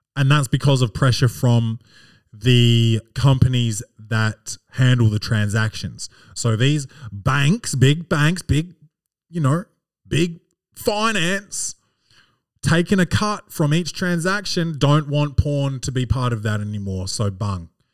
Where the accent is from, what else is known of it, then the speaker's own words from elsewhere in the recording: Australia; I'm I'm Australian, not American.